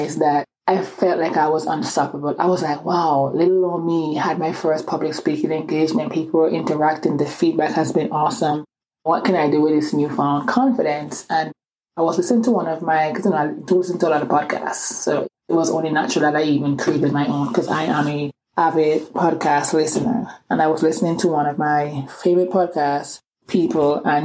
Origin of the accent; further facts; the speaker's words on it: Antigua & Barbuda; accent: island accent; also born or lived in England; now in Atlanta, United States; I was born in England, but I grew up in this small Caribbean island called Antigua.